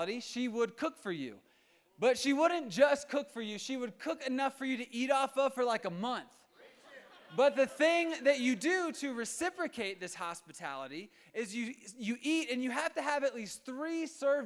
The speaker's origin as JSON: {"language": "English", "region": "Virginia", "country": "United States", "moved": "as an adult", "lives_now": "Colorado, United States", "said": "I am from Virginia, and ever since I've been here"}